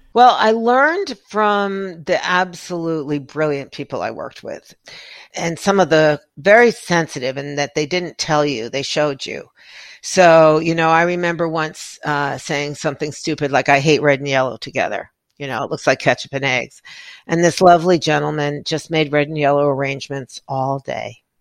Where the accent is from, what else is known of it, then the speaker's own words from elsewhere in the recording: New York City, New York, United States; growing up in New York City where you had, you know, a closet for a bathroom